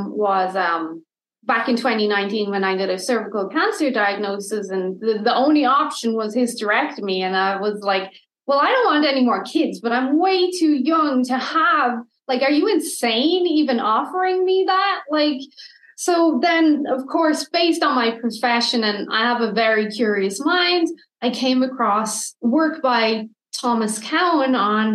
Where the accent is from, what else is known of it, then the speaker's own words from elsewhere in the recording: Ireland; now in Canada; I'm Irish